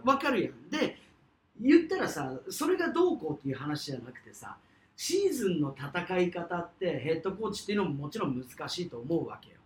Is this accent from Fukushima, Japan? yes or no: no; Kyushu, Fukuoka, Japan; 我々と同じこう、九州、福岡出身